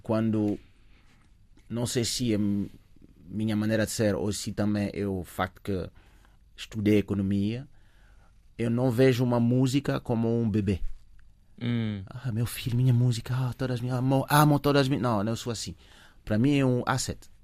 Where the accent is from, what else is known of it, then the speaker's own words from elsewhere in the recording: Paris, Île-de-France, France; Portuguese is a second language; moved away as an adult; also born or lived in Africa (early childhood); now in Portugal; cresci em Paris